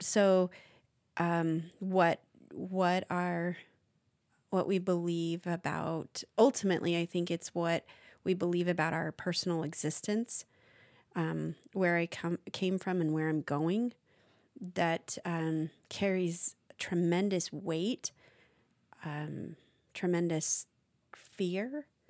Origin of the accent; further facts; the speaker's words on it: United States; as an American